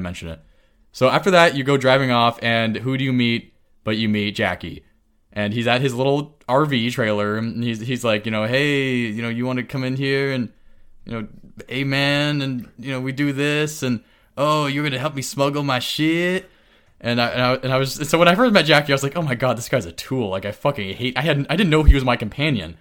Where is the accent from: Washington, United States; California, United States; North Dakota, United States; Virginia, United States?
California, United States; as a Californian